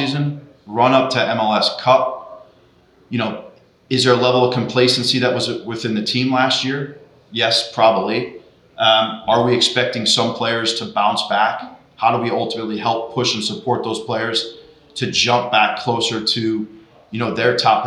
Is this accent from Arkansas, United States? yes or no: no; Chicago, Illinois, United States; now in Portland, United States; growing up in Chicago